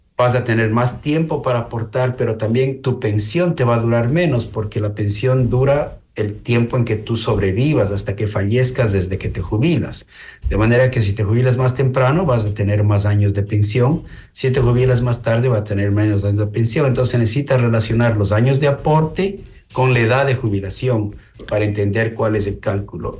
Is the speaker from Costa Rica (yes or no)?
no; Ecuador; como ecuatorianos